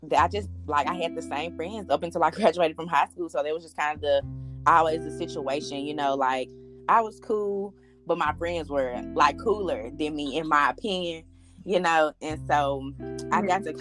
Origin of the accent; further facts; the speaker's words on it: Memphis, Tennessee, United States; I'm from Memphis, grew up in Memphis, left Memphis to go to college, went graduated from UT Martin, came back to Memphis